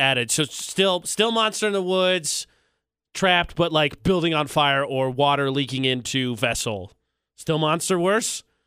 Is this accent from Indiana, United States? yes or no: yes; Indiana, United States; moved away; back in my home state, uh, a college, uh, Indiana University